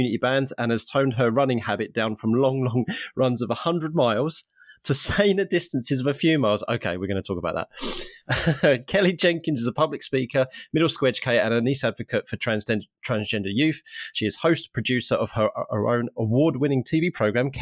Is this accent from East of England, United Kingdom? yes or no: yes; Harlow, East of England, United Kingdom; now in Norwich, United Kingdom; from my hometown of Harlow in Essex, which is just outside of London